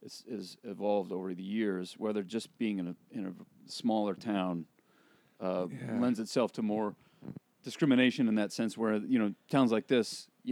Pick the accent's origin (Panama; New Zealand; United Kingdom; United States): United States; Spokane, Washington; I grew up in Spokane's near the Idaho border.